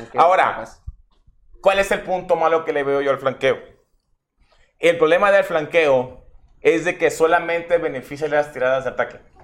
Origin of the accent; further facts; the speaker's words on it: Mexico; somos mexicanos